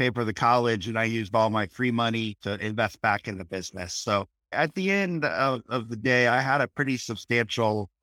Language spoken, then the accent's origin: English; Iowa, United States; Well, I'm from Iowa as well, but from a bigger town